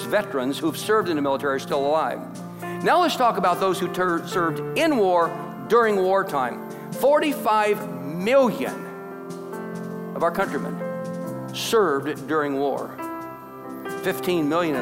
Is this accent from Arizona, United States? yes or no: no; Concordia, Kansas, United States; As a college senior in my hometown, Concordia, Kansas